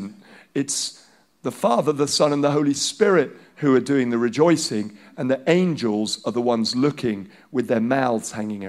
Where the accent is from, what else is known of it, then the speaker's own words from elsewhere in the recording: Nigeria; first language Hausa; English is a second language; moved away; growing up, my friends are Nigerian, black Nigerian, and I'm a white Nigerian